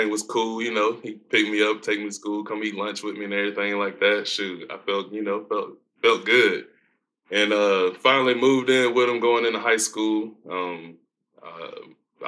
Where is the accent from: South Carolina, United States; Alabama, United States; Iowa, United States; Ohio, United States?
South Carolina, United States; Aiken; now in Kentucky, United States; I grew up in Aiken, South Carolina